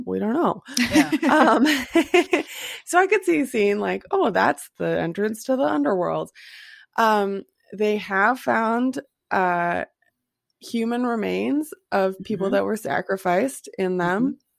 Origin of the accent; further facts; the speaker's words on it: United States; We are Americans.